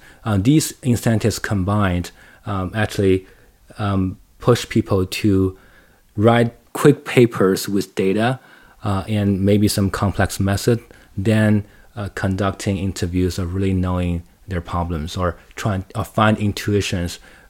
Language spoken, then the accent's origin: English; Shanghai, China; English is a second language; Like, just speaking of me, I grew up in Shanghai. I spent most of my time in the cities, well, and in universities and schools.